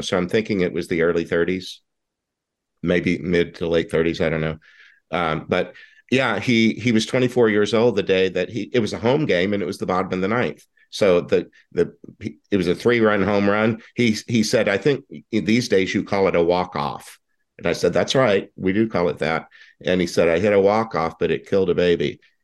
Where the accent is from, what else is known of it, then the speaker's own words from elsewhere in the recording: Houston, Texas, United States; now in Tucson, United States; you and I are both from Texas. I don't live there anymore, but when the Houston when the Houston Colt 45s came to town in 1962, I was six years old